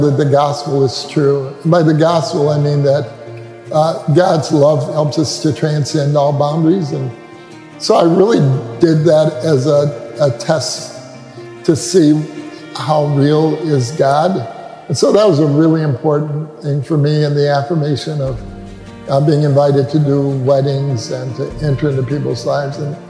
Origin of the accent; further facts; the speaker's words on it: Detroit, Michigan, United States; moved away as an adult; also born or lived in Jackson, Tennessee; now in Minneapolis, United States; my first 18 years of life was in Detroit, Michigan